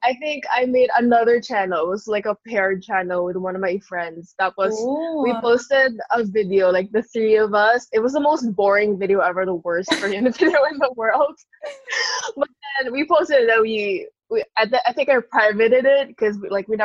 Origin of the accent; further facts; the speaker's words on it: Philippines; I'm a Filipino and I'm Asian